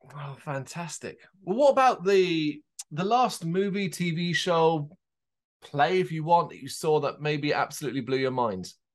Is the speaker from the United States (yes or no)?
no; Ireland; I am, uh, Irish born. That is my home country